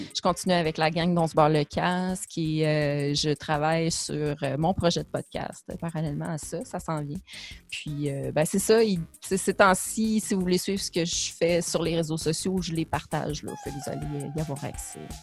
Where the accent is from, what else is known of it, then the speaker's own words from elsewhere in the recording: Abitibi, Quebec, Canada; moved away as an adult; also born or lived in Montreal; j'ai grandi en Abitibi